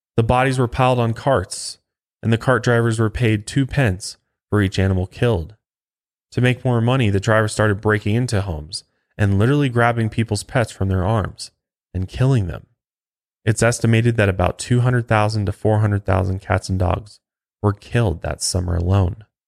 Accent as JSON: {"language": "English", "region": "Colorado", "country": "United States", "tie": "born or raised there", "said": "right here in my home state of Colorado"}